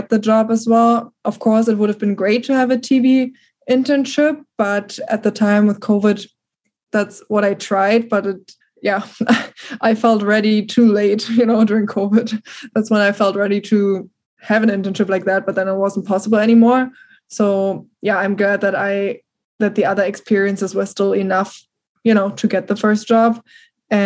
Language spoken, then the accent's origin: English; Germany; accent: German; first language German; English is a second language; moved away as an adult; now in United States